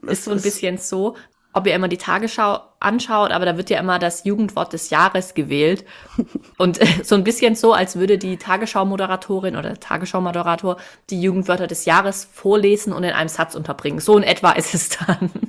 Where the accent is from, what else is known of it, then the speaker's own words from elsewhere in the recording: Swabia, Germany; Ich bin als Schwäbin